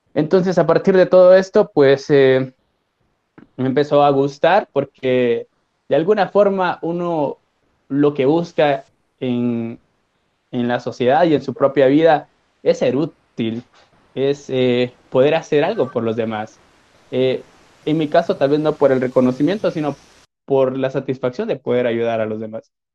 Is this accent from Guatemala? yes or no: yes; Guatemala; soy de Guatemala